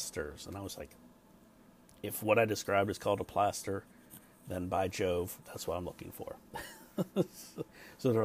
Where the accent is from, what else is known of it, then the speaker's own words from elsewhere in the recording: United States; I'm from the States